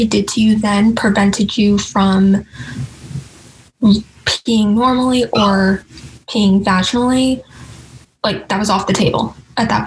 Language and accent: English; New York City, New York, United States; I was born in Staten Island